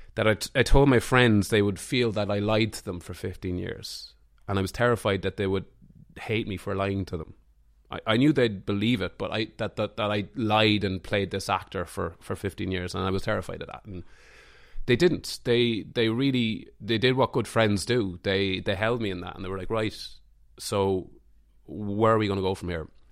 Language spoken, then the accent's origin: English; Mullingar, Leinster, Ireland; also born or lived in Dublin; now in Greystones, Ireland; I'm from Mullingar